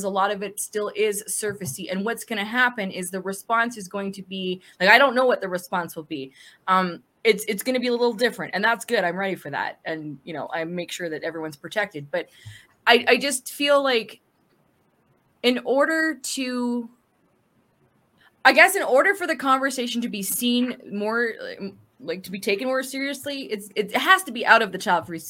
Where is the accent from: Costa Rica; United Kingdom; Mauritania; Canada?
Canada; I'm Canadian, but I don't understand French, like, beyond grade two.